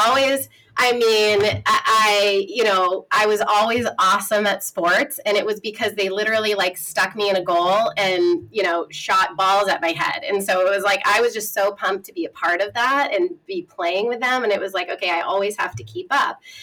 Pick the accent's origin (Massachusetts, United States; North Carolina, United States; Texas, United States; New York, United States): Massachusetts, United States; a small town in; I'm from a small town in Massachusetts, about an hour west of Boston.